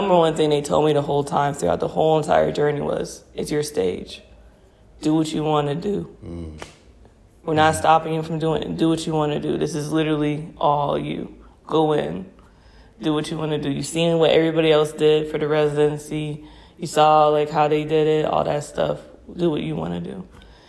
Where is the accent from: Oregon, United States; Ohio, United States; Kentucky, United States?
Ohio, United States; Cleveland; moved away; I'm from Cleveland